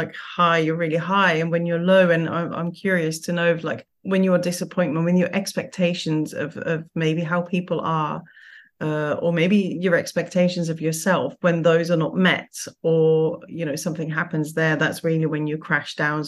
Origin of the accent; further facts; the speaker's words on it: Curaçao; I was born in Curaçao